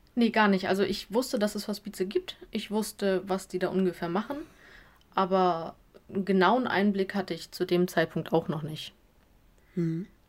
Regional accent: Lower Saxony, Germany; also born or lived in Hamburg; Ich komme ähm, aus Flesche, das ist am Rande zu Hamburg. Also ich wohne noch in Niedersachsen, aber ich sage immer, ich bin Hamburgerin

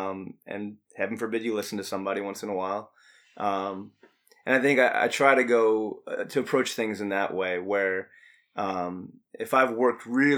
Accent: New York, United States; So I grew up in New York during the 90s, and those red colors, man, Michael killed us way too many times.

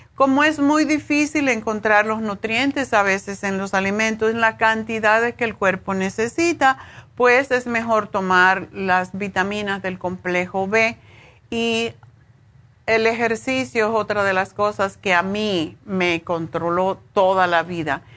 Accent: Cuba; moved away as an adult; cuando me fui de Cuba

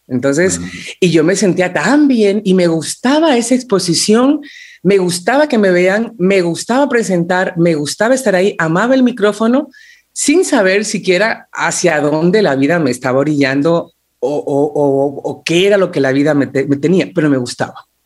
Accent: Ambato, Tungurahua, Ecuador; soy de Ambato, soy de Ambato.

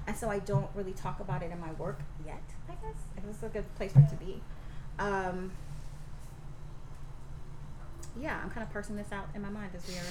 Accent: Deep South, United States; growing up in Deep South

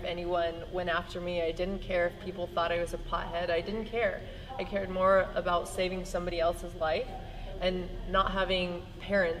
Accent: Iowa, United States; a guy that I grew up with in Iowa

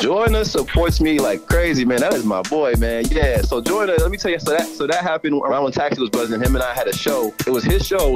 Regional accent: Boston, Massachusetts, United States; also born or lived in Fall River, Massachusetts / Brockton, Massachusetts; So I was born in Boston. I was born in Boston. I, I grew up a little bit in Mattapan

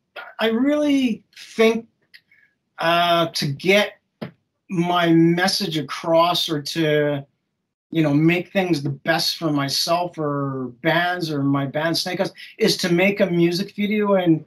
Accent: England, United Kingdom; also born or lived in Canada; I'm originally from England. I lived in Canada for many years, but I would always come to England and visit castles.

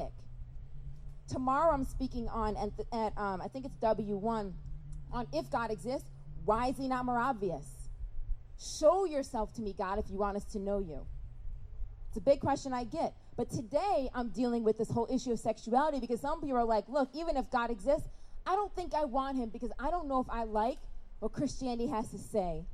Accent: Rochester, New York, United States; I'm from Rochester, New York

